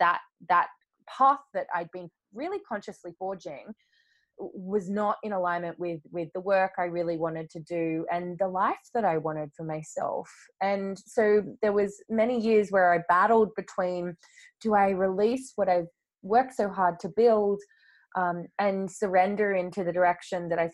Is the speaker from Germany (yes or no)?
no; Australia; now in London, United Kingdom; being over in London where I live now, but I'm originally from Australia